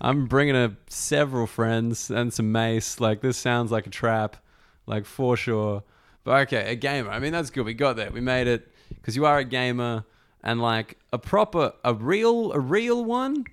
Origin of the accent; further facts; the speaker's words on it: Australia; as an Australian